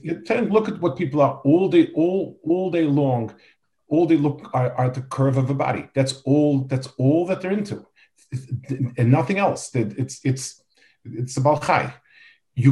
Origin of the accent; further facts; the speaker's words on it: New York City, New York, United States; I grew up in Lower East Side.